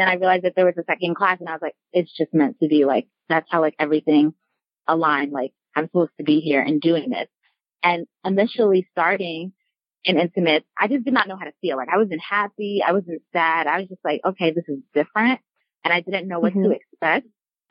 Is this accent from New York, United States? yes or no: yes; Westchester, New York, United States; I'm originally from New York, Westchester, New York to be exact.